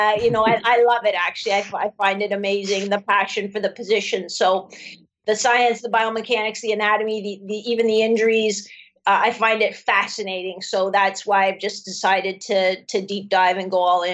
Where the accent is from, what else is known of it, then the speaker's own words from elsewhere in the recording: London, Ontario, Canada; I grew up in London, Ontario in the 70s.